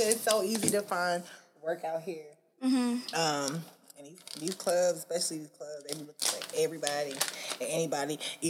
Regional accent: New York City, New York, United States; moved away as an adult; now in Georgia, United States; I am from Brooklyn, New York. I'm born and raised.

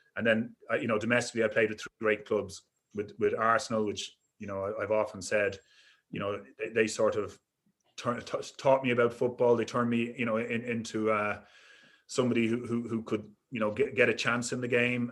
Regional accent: Dublin, Leinster, Ireland; I was brought up in Dublin, in Crumlin

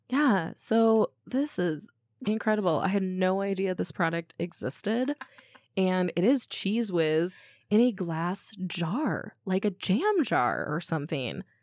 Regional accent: Midwest, United States; I grew up in the Midwest

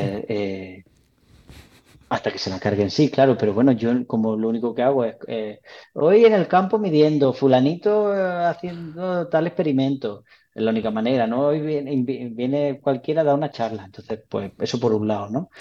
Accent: Jaén, Andalusia, Spain; also born or lived in Bailén; soy de Bailén, ¿no? bueno, soy de Jaén. Y, mi familia de Bailén

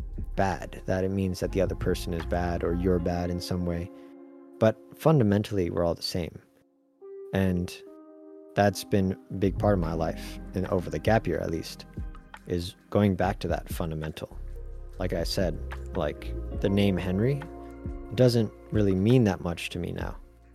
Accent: Taiwan; You'd never guess that I grew up in Taiwan.

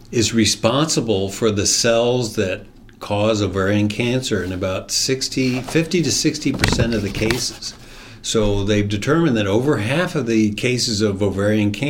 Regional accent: District of Columbia, United States; I grew up in the military, so we were all over the country. My dad was in the Air Force and spent most of our time in the D.C. area uh, in high school and all that.

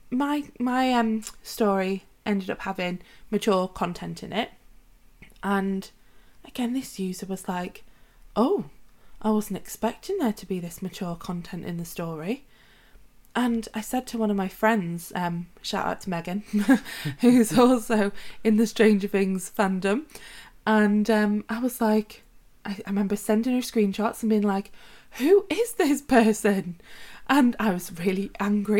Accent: Wales, United Kingdom; our country of Wales in the UK

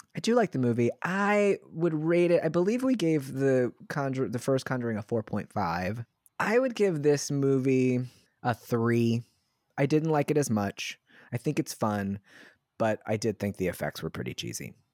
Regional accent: Southern Maryland, United States; I'm from Southern Maryland

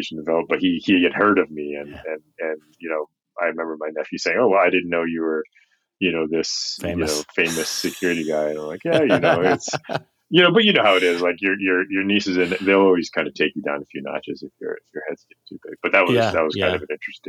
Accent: Goose Creek, South Carolina, United States; born or raised there

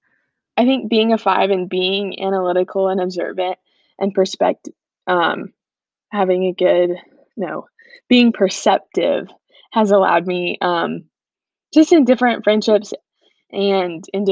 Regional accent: Watkinsville, Georgia, United States; I'm from Watkinsville, which is a little town about 25 minutes south of Athens

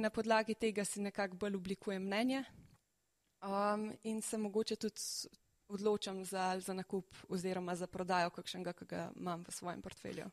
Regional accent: Slovenia

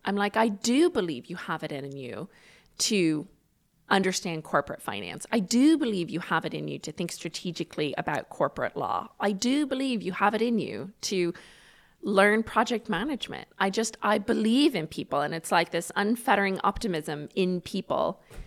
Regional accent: Ireland; now in United States; I grew up the, the beginning part of my life in Ireland

